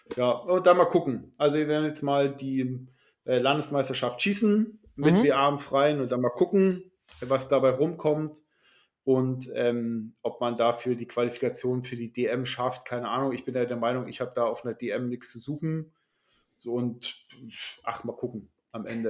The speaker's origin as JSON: {"language": "German", "region": "Schleswig-Holstein", "country": "Germany", "said": "als Schleswig-Holsteiner"}